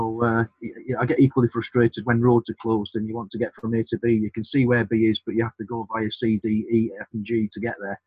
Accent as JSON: {"language": "English", "town": "Sheffield", "region": "Yorkshire and the Humber", "country": "United Kingdom", "tie": "born or raised there", "moved": "as an adult", "said": "I'm born and bred in Sheffield"}